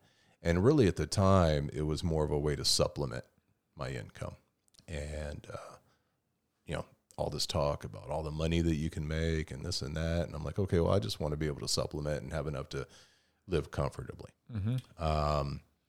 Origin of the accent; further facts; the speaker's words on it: California, United States; also born or lived in Anchorage / Kauai; I grew up in Southern California, Orange County.